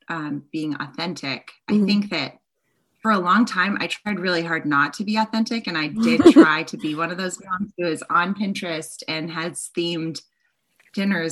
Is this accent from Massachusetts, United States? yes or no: yes; Boston, Massachusetts, United States; I grew up in Boston